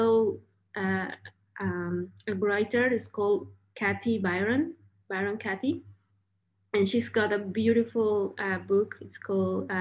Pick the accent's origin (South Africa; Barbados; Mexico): Mexico; I was born in Mexico